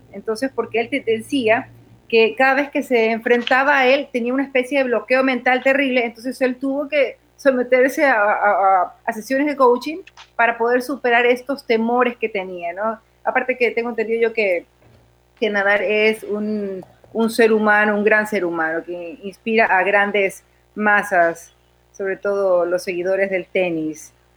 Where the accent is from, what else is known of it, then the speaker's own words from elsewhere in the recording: Portoviejo, Manabí, Ecuador; Apenas acabo de llegar a mi ciudad natal, Puerto Viejo, así que a todos mis amigos portovejenses les mando un gran saludo.